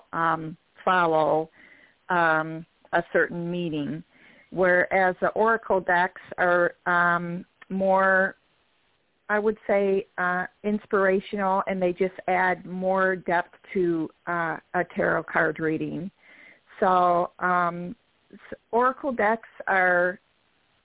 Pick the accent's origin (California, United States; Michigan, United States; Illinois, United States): Michigan, United States; I'm from Michigan, so I'm from the Great Lakes State